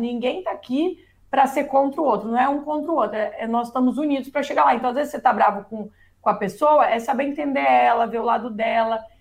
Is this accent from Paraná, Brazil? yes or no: yes; Paraná, Brazil; also born or lived in United States; aqui eu sou do Paraná, perto do Paraguai